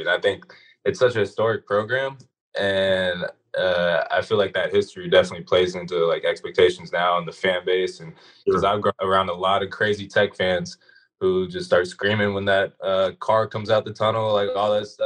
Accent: Atlanta, Georgia, United States; growing up in Atlanta

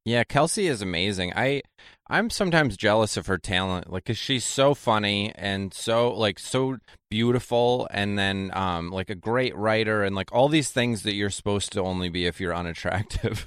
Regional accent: Janesville, Wisconsin, United States; moved away; also born or lived in New York; Janesville, Wisconsin's where I'm from

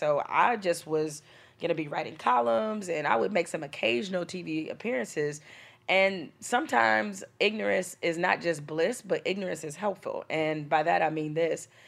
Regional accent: Detroit, Michigan, United States; growing up in Detroit in the hood

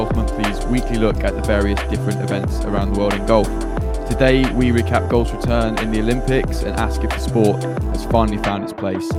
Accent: Solihull, West Midlands, United Kingdom; accent: slightly Brummy; I live in Solihull in the West Midlands, so excuse my slightly Brummy accent.

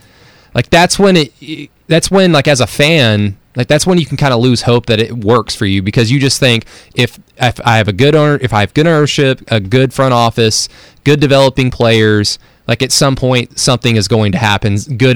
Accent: Oklahoma, United States; obviously I'm from Oklahoma

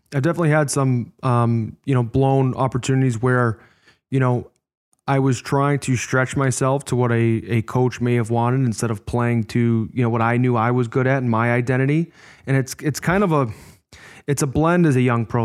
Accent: Chicago, Illinois, United States; I was born in Chicago

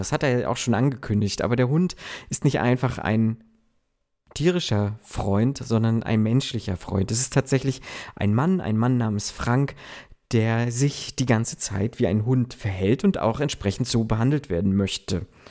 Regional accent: Germany; so wie ich, äh, aus so kleinen ländlichen Regionen kommt

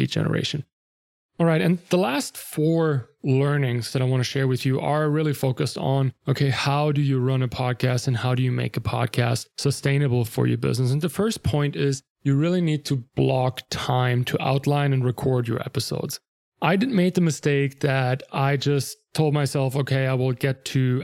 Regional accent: Germany; English is a second language; moved away; I'm not a native English speaker. I'm from Germany originally

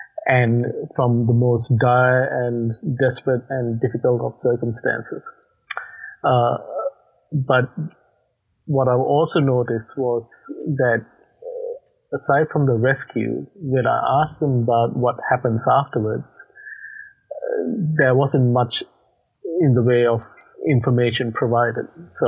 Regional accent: Australia; accent: hybrid accent; moved away; As you can probably note from my accent, I'm not from the US, so my home country is Australia, but I left Australia about probably 11 years ago, and hence I got a hybrid accent that merges a few different countries together.

